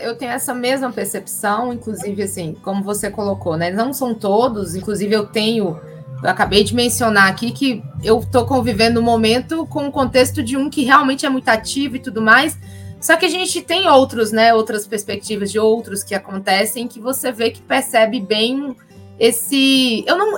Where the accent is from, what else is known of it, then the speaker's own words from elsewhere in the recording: Minas Gerais, Brazil; a gente, enquanto é, mineiro, no caso aqui, do Vale do Jequitinhonha ou Norte de Minas